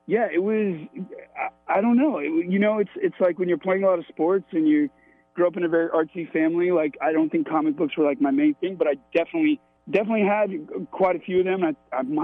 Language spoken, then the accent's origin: English; Florida, United States; I grew up in Florida